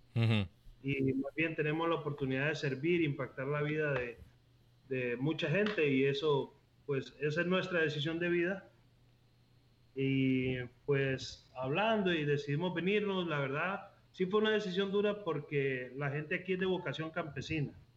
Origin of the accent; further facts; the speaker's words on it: La Ceiba, Atlántida, Honduras; moved away as an adult; also born or lived in Costa Rica; Yo nací en la Ceiba, Honduras. Ok. Eh, pero me fui más o menos a inicios de mis 20 a Costa Rica y vivía allá 13 años